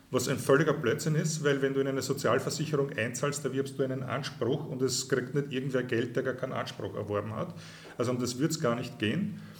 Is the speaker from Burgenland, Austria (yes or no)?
yes; Burgenland, Austria; ich bin Burgenländer. Ich bin aufgewachsen direkt am Eisernen Vorhang.